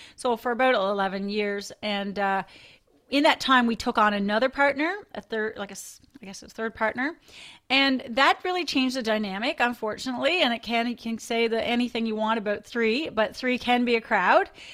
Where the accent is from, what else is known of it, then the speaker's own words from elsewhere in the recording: Newfoundland and Labrador, Canada; so I grew up in a little rural community in Newfoundland on the northeast coast of Newfoundland